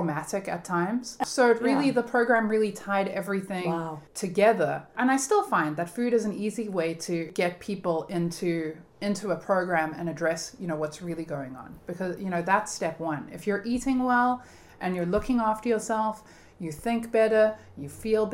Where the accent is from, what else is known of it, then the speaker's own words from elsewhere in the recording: Cape Town, Western Cape, South Africa; moved away as an adult; also born or lived in Florida; now in Cape Cod, United States; I am from Cape Town, South Africa.